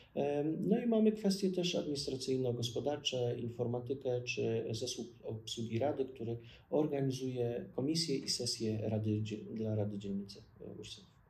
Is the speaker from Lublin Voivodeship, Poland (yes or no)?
no; Ostrołęka, Masovian Voivodeship, Poland; moved away as an adult; also born or lived in Łódź; now in Warsaw, Poland; do mojego miejsca urodzenia, wychowania, czyli Ostrołęki